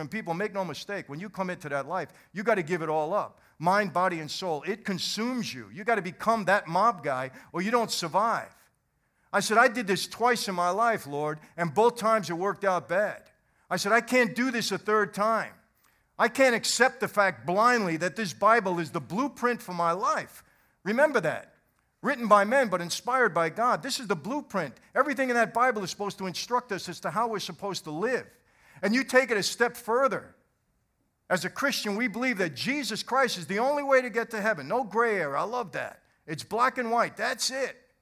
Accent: New York City, New York, United States; also born or lived in Long Island, New York / New Jersey; I was born in Brooklyn, brought, brought up in, uh, and raised in Brooklyn and Long Island

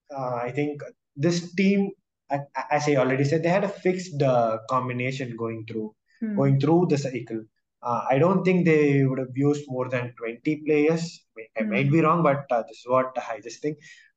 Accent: India; And deep down, even as an Indian fan, you knew that something special had to come out of the Indian players in order to win this test. But I think the Australians were too good for us this

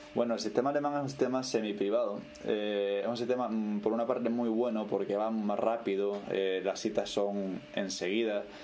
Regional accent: Puerto de la Cruz, Canary Islands, Spain; moved away as an adult; also born or lived in Los Realejos; now in Germany; Después ya me mudé al puerto muy chiquitito porque mi padre tenía su bar allí y ya después vivimos toda, desde entonces toda la vida en el puerto de la Cruz

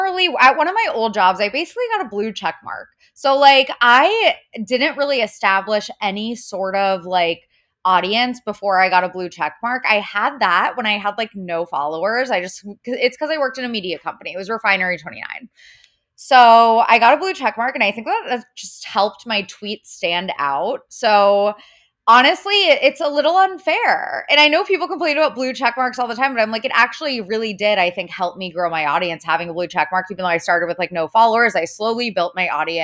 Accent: Cincinnati, Ohio, United States; now in New York, United States; I am a New York based writer. I am from Cincinnati, Ohio originally.

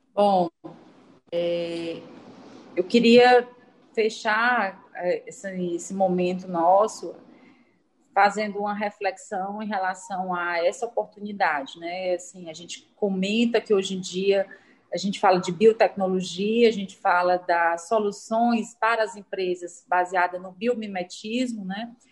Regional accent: Ceará, Brazil; de nós todos, enquanto cearenses

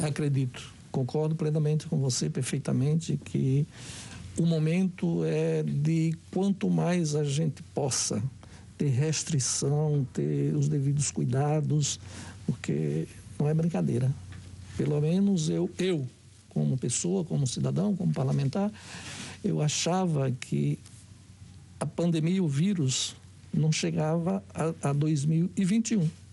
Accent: Aracaju, Sergipe, Brazil; no meu estado, na minha capital, Aracaju

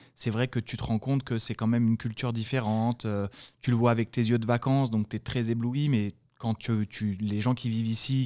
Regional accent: France; accent: French; moved away as an adult; now in United States; mon accent français

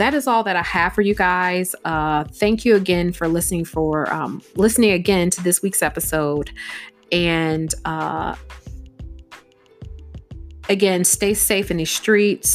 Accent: United States; Black people here in America

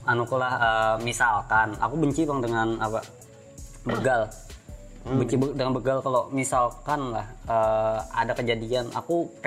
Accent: Indonesia; born there; aku lahir di Indonesia sudah sudah diajarkan gasan bineka tunggal ika

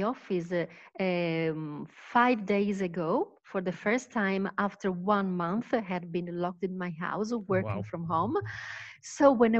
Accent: Palermo, Sicily, Italy; English is a second language; now in Rome, Italy; I live in Rome, but I am originally from Palermo in Sicily

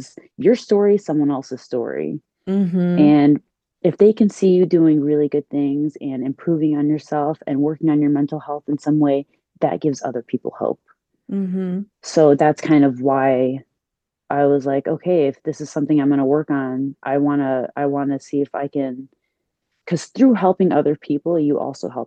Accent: Chicago, Illinois, United States; now in New Jersey, United States; I was born and raised in Chicago and right now I'm in the East Coast. Yeah, I'm in Jersey

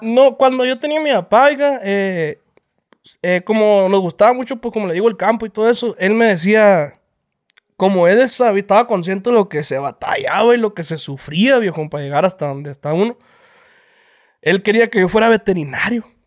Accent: El Horno, Sonora, Mexico; Somos de Horno, Sonora. Eh, un pueblo que está cerca de, de, Obregón, Sonora. Y pues ya somos, somos criados ahí entre las vacas

